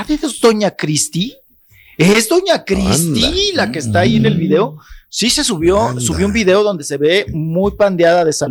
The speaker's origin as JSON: {"language": "Spanish", "country": "Mexico", "said": "como mexicano"}